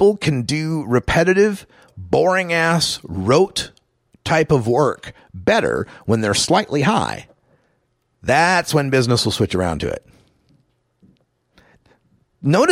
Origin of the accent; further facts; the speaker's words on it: Idaho, United States; moved away; my home state of Idaho